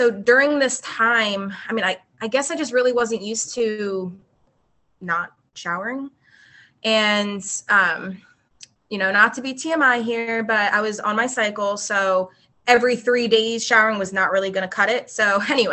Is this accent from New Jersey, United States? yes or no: yes; New Jersey, United States; also born or lived in West Chester, Pennsylvania / Philadelphia, Pennsylvania; now in Charleston, United States; I am originally from South Jersey. I grew up in South Jersey